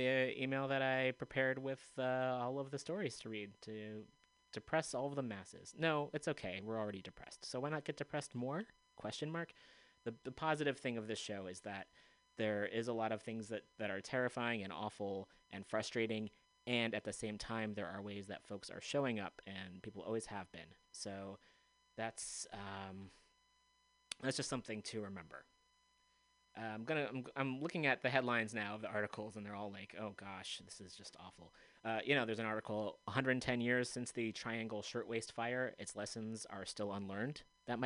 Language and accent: English; United States; someone who was brought up in this country